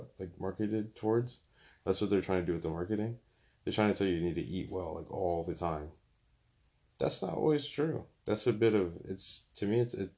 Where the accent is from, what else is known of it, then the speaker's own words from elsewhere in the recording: Bloomfield, Connecticut, United States; also born or lived in West Hartford; growing up in Bloomfield, going to school in West Hartford